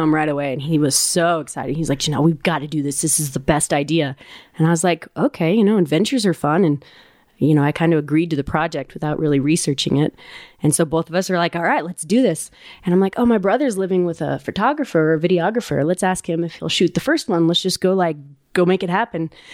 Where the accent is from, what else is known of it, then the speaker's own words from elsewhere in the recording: Ouray, Colorado, United States; I grew up in Uray